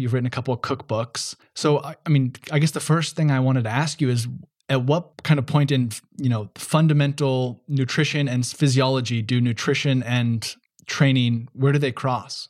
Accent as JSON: {"language": "English", "country": "United States", "said": "Being an American"}